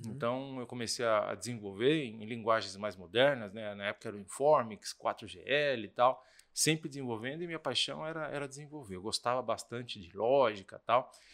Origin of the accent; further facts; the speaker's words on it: São Paulo, Brazil; also born or lived in France; eu sou de São Paulo